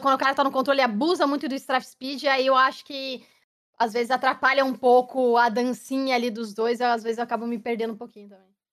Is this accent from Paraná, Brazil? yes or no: yes; Curitiba, Paraná, Brazil; moved away as an adult; also born or lived in São Paulo; now in London, United Kingdom; sou curitibana